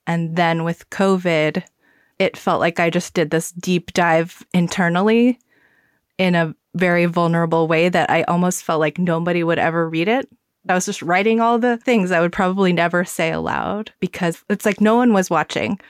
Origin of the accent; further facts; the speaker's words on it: the South, United States; I grew up in the South